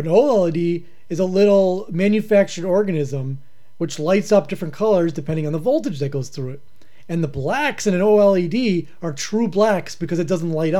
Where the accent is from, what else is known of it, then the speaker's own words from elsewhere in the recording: Pittsburgh, Pennsylvania, United States; accent: Pittsburgh; I started to get my Pittsburgh accent.